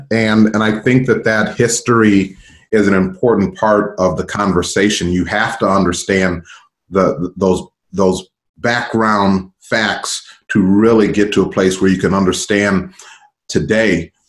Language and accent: English; United States; we as Americans